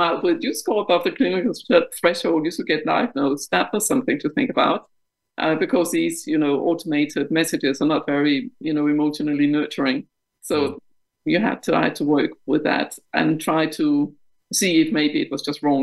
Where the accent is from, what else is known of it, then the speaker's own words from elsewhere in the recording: Denmark; English is a second language; moved away as an adult; now in United Kingdom; I'm Danish of uh, of origin. Um, I um, grew up in Denmark until my mid 20s when I was uh, transferred by the bank I worked for to the UK